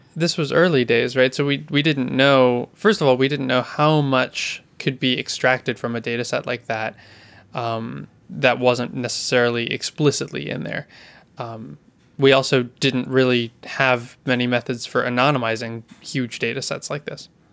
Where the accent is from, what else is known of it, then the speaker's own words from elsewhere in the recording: California, United States; I grew up in California